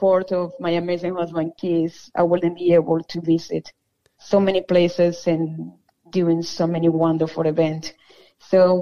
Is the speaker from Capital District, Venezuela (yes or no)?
no; Maracaibo, Zulia, Venezuela; first language Spanish; English is a second language; moved away as an adult; now in United States; Well, it's the best city in Venezuela. I'm from Maracaibo.